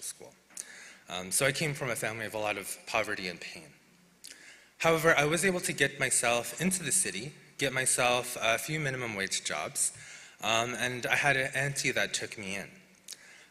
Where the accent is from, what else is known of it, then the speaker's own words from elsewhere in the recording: Blackfoot Confederacy First Nation, Alberta, Canada; I'm from the Beginning First Nation of the Blackfoot Confederacy